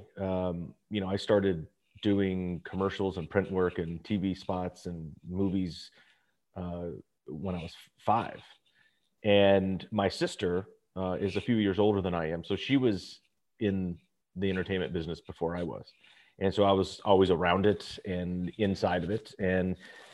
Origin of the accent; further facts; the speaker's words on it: Los Angeles, California, United States; I'm a Valley kid. So I grew up in the San Fernando Valley.